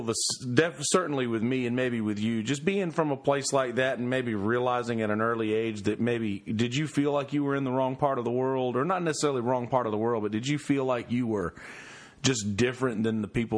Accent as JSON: {"language": "English", "town": "Bennettsville", "region": "South Carolina", "country": "United States", "said": "I'm from Bennisville"}